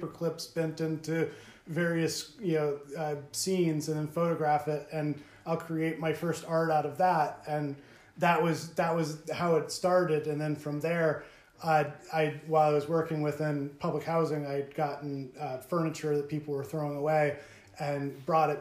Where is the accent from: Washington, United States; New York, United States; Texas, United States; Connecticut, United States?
Connecticut, United States; Cromwell; as a child growing up in Cromwell, it always felt very much connected and communal